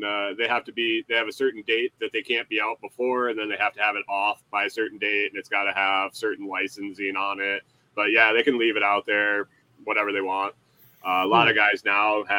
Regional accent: Western New York, United States; now in Minnesota, United States; I grew up in Western New York where it was pretty hilly, like Finger Lakes

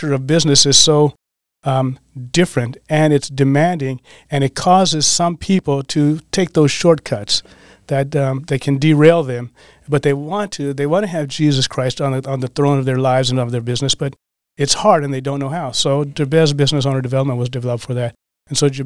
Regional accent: Colorado, United States; now in Green Bay, United States; I'm from Colorado, as a matter of fact. I've been in Green Bay for 30 years.

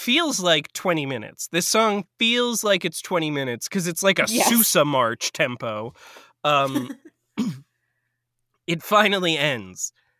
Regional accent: New York, United States; In the same way that, like, 9/11 and I'm a New Yorker, I can say this.

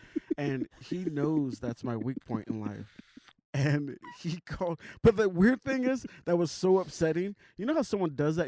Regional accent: the South, United States; I grew up in the South

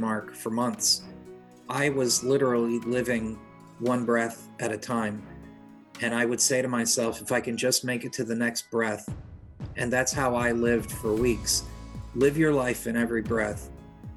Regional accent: Pompano Beach, Florida, United States; also born or lived in New Haven, Connecticut; After moving to South Florida, growing up in Pompano

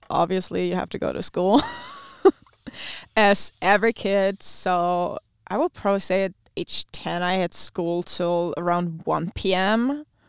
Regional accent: Neuwied, Rhineland-Palatinate, Germany; first language German; English is a second language; moved away as an adult; also born or lived in Iowa, United States; My hometown is called Neuwied

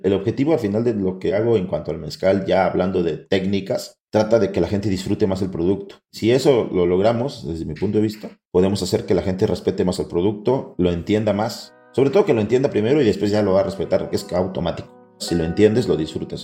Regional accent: Mexico; como mexicanos

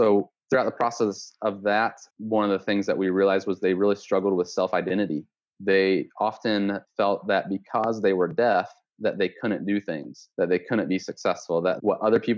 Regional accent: West Lafayette, Indiana, United States; moved away as an adult; now in Jamaica; Born and raised in West Lafayette, Indiana, proud Boilermaker

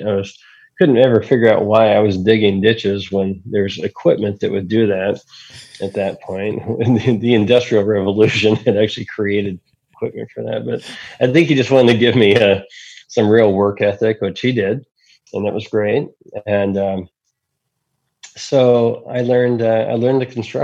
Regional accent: Salem, Oregon, United States; moved away as an adult; also born or lived in Florida; I'm a kid from Salem, Oregon

